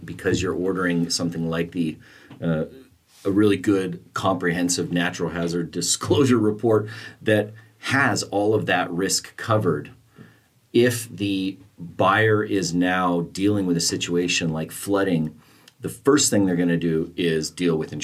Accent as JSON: {"language": "English", "town": "Santa Barbara", "region": "California", "country": "United States", "tie": "born or raised there", "said": "I grew up in Santa Barbara."}